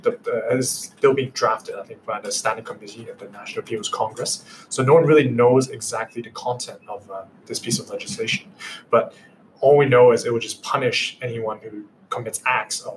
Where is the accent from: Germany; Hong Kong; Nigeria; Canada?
Hong Kong; also born or lived in Manchester, England; I grew up in Hong Kong, and I attended an international school